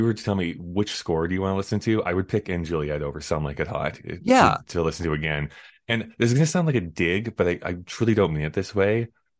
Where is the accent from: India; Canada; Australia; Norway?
Canada; But I mean, I'm from Canada, so I always have to be like, it's … though.